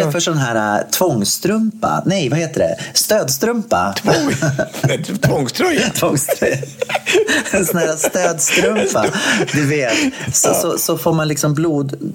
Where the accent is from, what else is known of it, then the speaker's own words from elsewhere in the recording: Gothenburg, Västra Götaland, Sweden; jag är från Göteborg